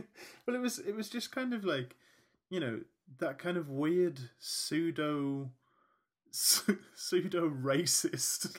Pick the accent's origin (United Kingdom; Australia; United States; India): United Kingdom; being British